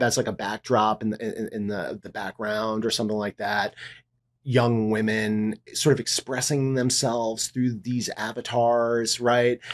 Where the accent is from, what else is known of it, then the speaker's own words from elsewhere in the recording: New York, United States; also born or lived in Miami; I'm a New Yorker. This is my home.